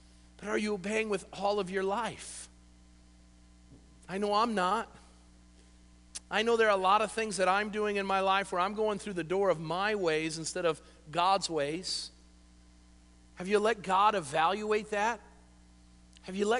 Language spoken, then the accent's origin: English; United States; we are a bunch of babies as American Christians